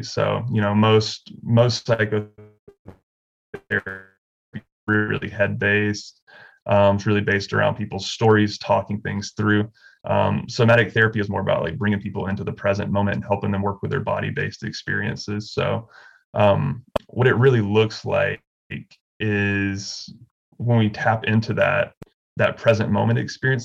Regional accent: Alabama, United States; also born or lived in Bay Area, California; now in Western North Carolina, United States; I grew up in the Southeast in Alabama

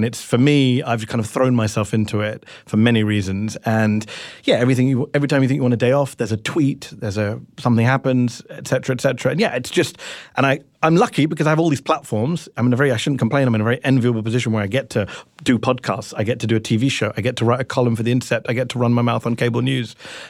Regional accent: United Kingdom; moved away as an adult; now in United States; I was in the UK till 2015. Mm-hmm. I'm British. Mm-hmm. People still ask me, what's the accent? I'm British. Mm-hmm. I moved here in 2015.

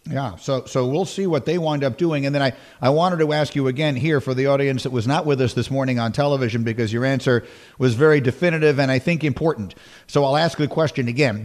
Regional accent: New York, United States; moved away as an adult; also born or lived in Evanston, Illinois / Chicago, Illinois; I grew up in New York

